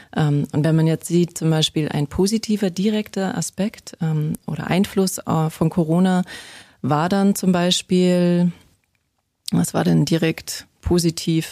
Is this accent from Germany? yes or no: yes; Bavarian mountains, Germany; ich bin in der Natur groß geworden, ich komme aus den bayerischen Bergen